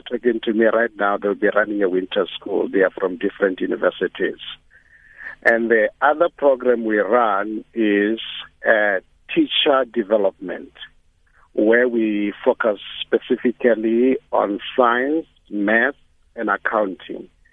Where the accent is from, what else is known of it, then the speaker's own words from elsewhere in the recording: South Africa; I grew up in the rural area